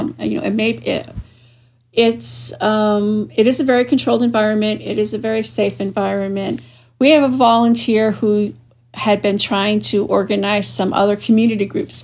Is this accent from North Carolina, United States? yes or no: no; New Hampshire, United States; my home state of New Hampshire